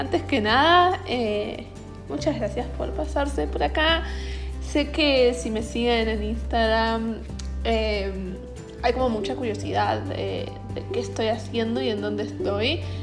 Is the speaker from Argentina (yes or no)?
yes; Buenos Aires, Argentina; moved away as an adult; also born or lived in New Hampshire, United States; now in United States; yo soy de Buenos Aires, Argentina, eh, pero hace tres meses que estoy viviendo en Estados Unidos